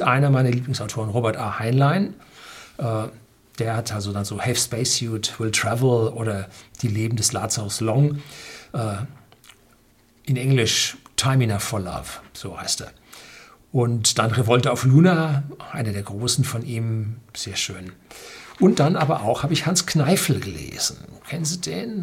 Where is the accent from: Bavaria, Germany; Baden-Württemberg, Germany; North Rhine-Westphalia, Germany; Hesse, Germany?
North Rhine-Westphalia, Germany; als Jugendlicher in Nordrhein-Westfalen